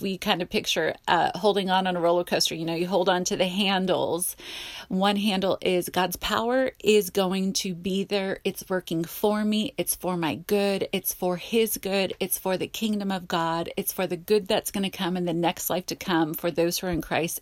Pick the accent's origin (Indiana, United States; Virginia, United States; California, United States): California, United States; Simi Valley; accent: Valley Girl; I grew up in the Valley